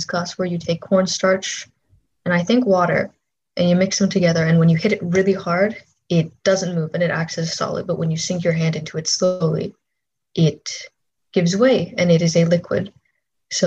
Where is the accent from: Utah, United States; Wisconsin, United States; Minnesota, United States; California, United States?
Minnesota, United States; when I grew up in Minnesota